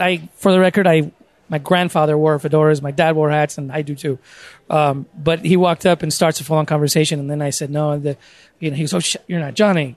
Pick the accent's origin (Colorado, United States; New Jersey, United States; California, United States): California, United States; San Diego; I was born and raised in San Diego